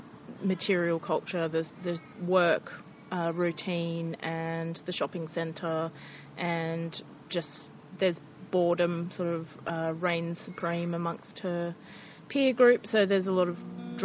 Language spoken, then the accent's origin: English; Canberra, Australian Capital Territory, Australia; I'm from Canberra.